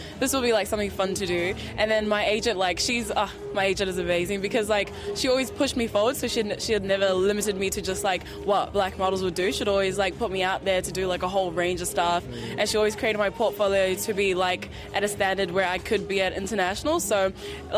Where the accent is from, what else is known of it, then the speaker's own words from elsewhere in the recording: New Zealand; I grew up in New Zealand